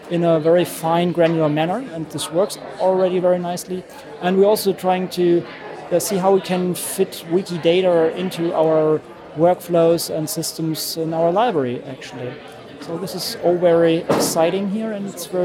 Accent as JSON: {"language": "English", "country": "Germany", "said": "Um, I'm from Germany."}